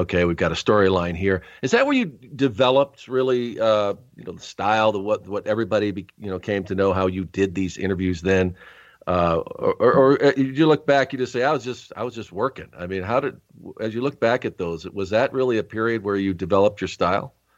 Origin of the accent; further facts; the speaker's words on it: Rochester, New York, United States; I was actually born in Rochester, New York